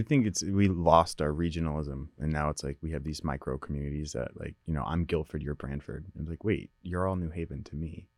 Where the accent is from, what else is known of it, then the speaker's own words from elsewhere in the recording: Naugatuck, Connecticut, United States; also born or lived in Waterbury, Connecticut; I moved from Waterbury to Naugatuck in nineteen ninety-seven